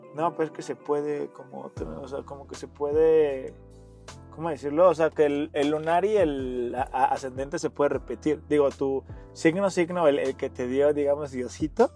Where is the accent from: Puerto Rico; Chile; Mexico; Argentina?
Mexico; como buen mexicano que somos